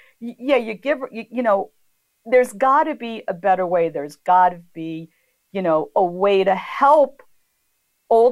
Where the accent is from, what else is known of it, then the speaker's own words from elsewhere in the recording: Long Island, New York, United States; also born or lived in Bronx, New York / Queens, New York / Brooklyn, New York; moved out to Long Island, where I was raised with my brothers